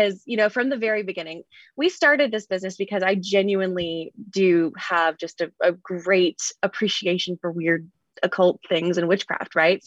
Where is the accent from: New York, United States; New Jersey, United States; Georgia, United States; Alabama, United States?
Alabama, United States; Mobile; I ended up growing up in Mobile, Alabama, which is a little bit bigger.